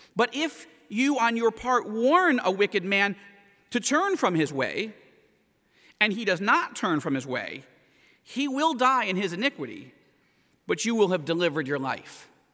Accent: United States; I say that as an American

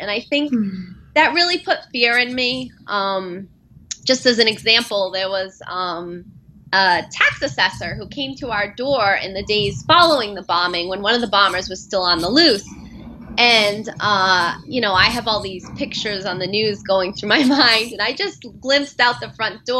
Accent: United States; being an American growing up

